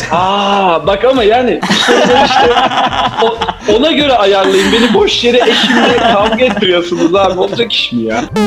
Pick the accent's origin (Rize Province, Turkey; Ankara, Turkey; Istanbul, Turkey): Ankara, Turkey; moved away as an adult; now in Brussels, Belgium; ben buna alışkınım tabii Ankaralı olarak. Yani doğma büyüme